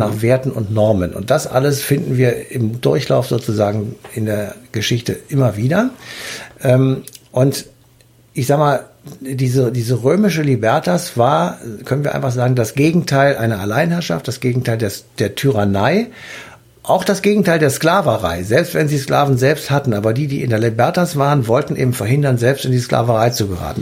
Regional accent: Germany; Bei uns in Deutschland

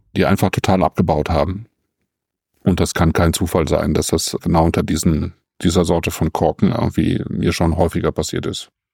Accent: Germany; bei uns in Deutschland

